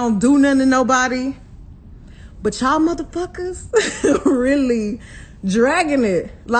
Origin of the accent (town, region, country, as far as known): Houston, Texas, United States